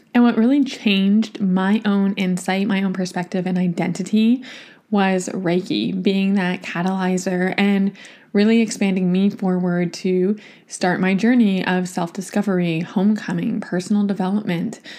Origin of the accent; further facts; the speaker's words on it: Toronto, Ontario, Canada; now in Vancouver, Canada; my hometown in Toronto to get to visit my niece, to see my family